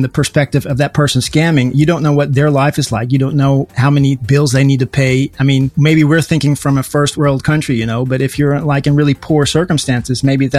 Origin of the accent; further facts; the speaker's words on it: United States; now in Helmond, Netherlands; I speak English a lot in the weekend and stuff like that. So, and I grew up in America, so that should explain that.